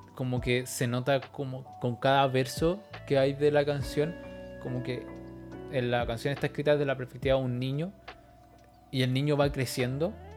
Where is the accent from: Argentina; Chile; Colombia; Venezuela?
Chile; nací en Chile